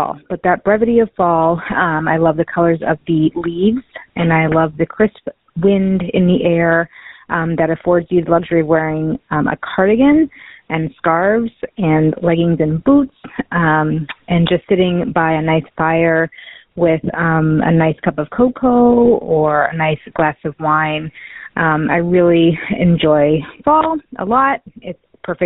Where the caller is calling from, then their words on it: Boston, Massachusetts, United States; I'm calling from Boston, Massachusetts